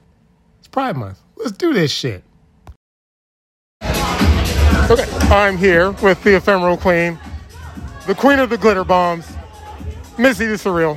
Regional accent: Washington, District of Columbia, United States; my hometown hero, Trisha Dora, the world champ from Southeast D.C.

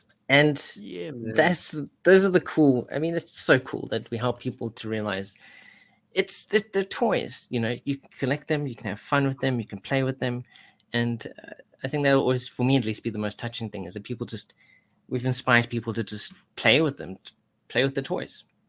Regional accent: Tennessee, United States; I was wrong about a lot of things, especially thinking you were British, but then I am from Tennessee.

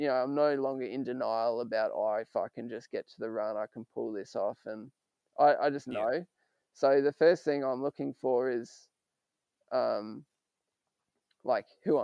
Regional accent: Australia; as an Aussie

